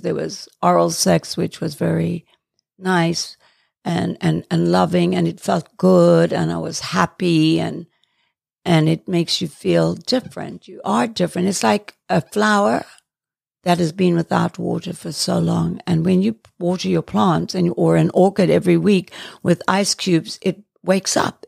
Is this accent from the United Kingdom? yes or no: yes; England, United Kingdom; also born or lived in Johannesburg, South Africa; now in United States; I was born in Johannesburg and schooled in England.